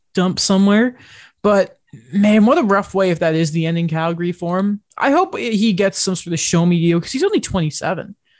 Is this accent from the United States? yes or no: no; United Kingdom; I'm British